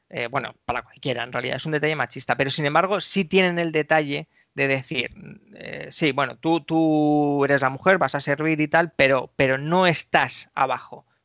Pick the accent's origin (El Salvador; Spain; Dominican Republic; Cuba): Spain; Galicia; la capilla aquí de mi pueblo, pues podemos casarnos.